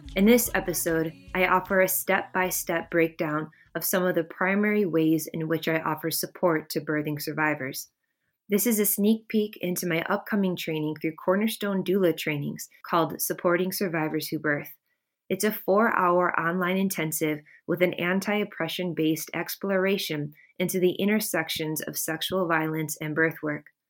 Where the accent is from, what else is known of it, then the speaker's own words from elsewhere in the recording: Midwest, United States; moved away as an adult; also born or lived in Bay Area, California; now in Michigan, United States; I was born and raised in the Midwest and spent the last about twelve and a half years living in the Bay Area of California and only recently moved back to Michigan